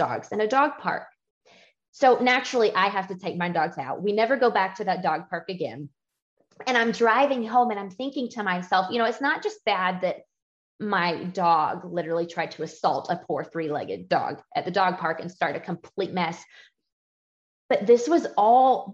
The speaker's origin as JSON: {"language": "English", "region": "Georgia", "country": "United States", "tie": "born or raised there", "said": "I grew up in a Southern home. I'm from Georgia"}